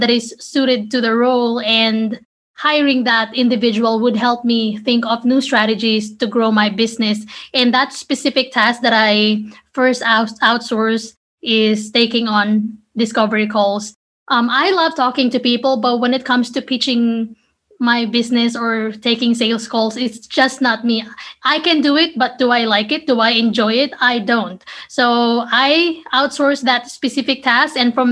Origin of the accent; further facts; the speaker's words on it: Philippines; moved away as an adult; now in United States; I was born and raised in the Philippines. I moved to the States a couple of years ago